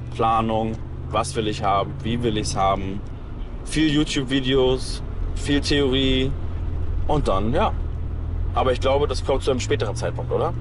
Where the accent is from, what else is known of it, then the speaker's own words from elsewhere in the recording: Hamburg, Germany; Ich komme aus Hamburg